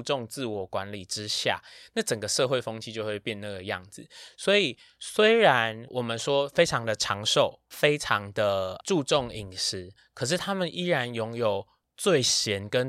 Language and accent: Chinese; Taiwan; 我们台湾人